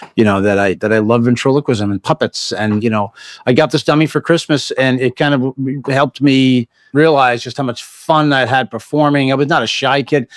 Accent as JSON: {"language": "English", "country": "United States", "tie": "born or raised there", "also_born_or_lived": "Bronx, New York", "said": "I was the first kid that was born and raised on the other side of the bridge"}